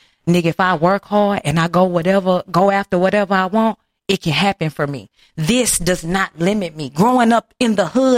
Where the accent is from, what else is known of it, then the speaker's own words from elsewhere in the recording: Houston, Texas, United States; growing up in Acres Home, Houston, Texas